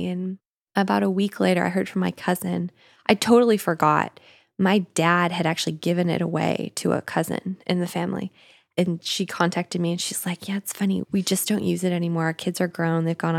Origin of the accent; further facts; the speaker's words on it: Canada; moved away; I'm Canadian, so it was one of the Great Lakes up in Canada.